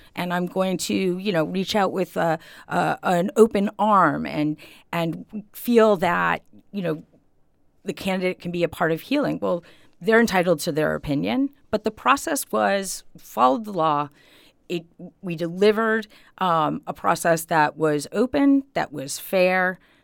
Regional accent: Holyoke, Massachusetts, United States; now in Easthampton, United States; I grew up in Ward Four in Holyoke

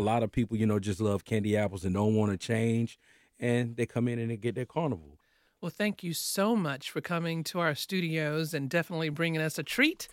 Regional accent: Mobile, Alabama, United States; I'm from Mobile, Alabama, that's all Mardi Gras area

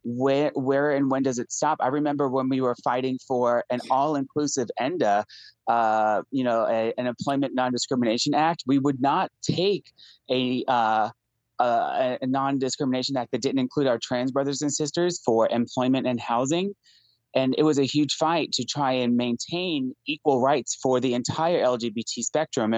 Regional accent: New York, United States; now in Tennessee, United States; I'm a New Yorker

